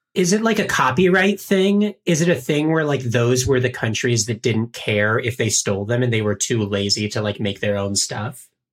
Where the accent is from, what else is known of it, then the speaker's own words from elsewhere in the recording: Winston-Salem, North Carolina, United States; I grew up in Winston-Salem, North Carolina, where NASCAR is very popular